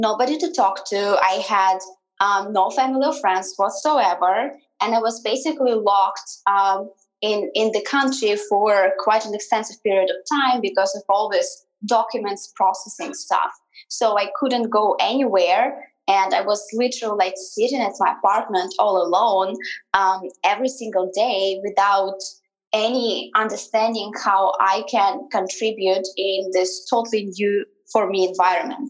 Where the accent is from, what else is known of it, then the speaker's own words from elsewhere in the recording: Siberia, Russia; moved away as an adult; also born or lived in Moscow, Russia; now in United States; I was born and raised in Siberia in Russia